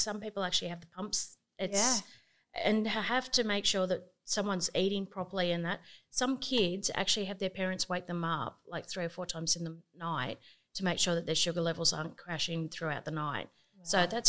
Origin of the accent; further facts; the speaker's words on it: Gymea, New South Wales, Australia; I come from Gaimere